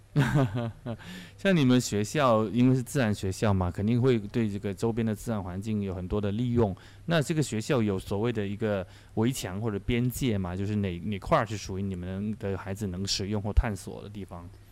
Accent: Guangdong, China; 我刚刚跟她作为潮汕人，呃，老乡

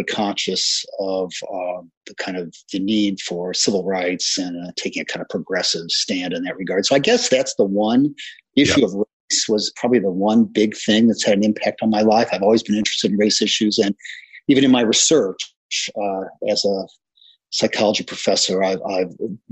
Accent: Gary, Indiana, United States; I grew up in Gary, Indiana, in the 1960s, and it was a terrible place

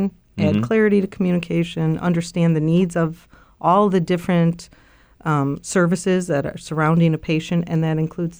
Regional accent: Chicago, Illinois, United States; I grew up on the South Side of Chicago.

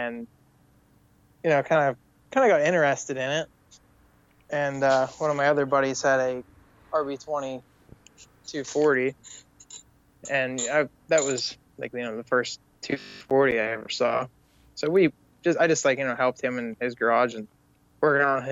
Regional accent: Punxsutawney, Pennsylvania, United States; I'm from Punxsutawney, Pennsylvania, world famous groundhog town

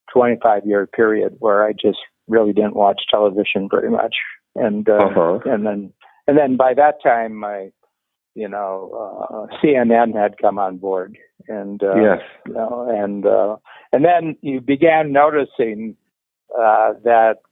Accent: near Cleveland, Ohio, United States; I grew up near Cleveland

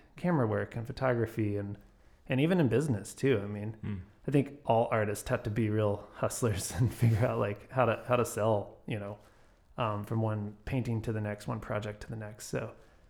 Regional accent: Grapevine, Texas, United States; I grew up in Grapevine.

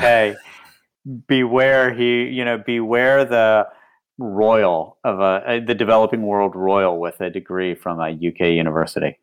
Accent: West Virginia, United States; moved away; I grew up in West Virginia

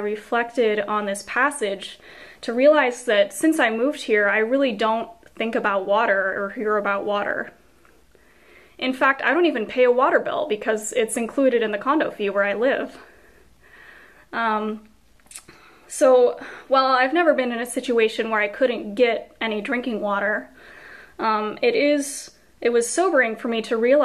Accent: California desert, United States; moved away as an adult; I grew up in the California desert

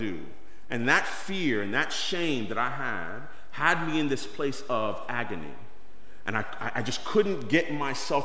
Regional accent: New York City, New York, United States; I grew up in East New York, Brooklyn, and as a New Yorker

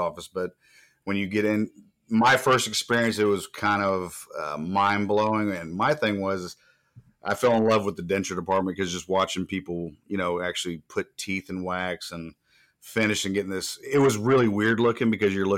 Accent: Florida, United States; moved away; I grew up in Florida as a child

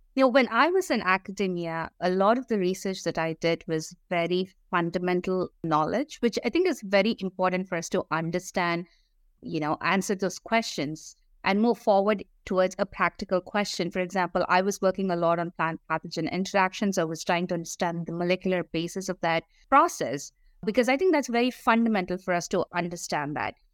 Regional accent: India; moved away as an adult; I grew up in India

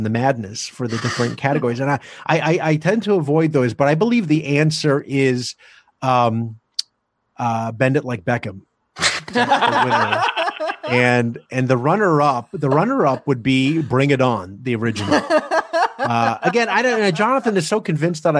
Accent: New Jersey, United States; I'm from Jersey

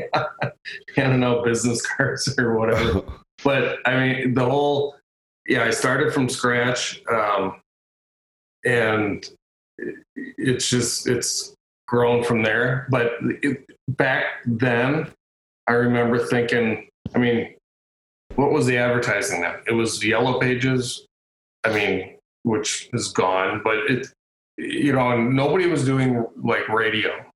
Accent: Caledonia, Minnesota, United States; my my hometown of Caledonia

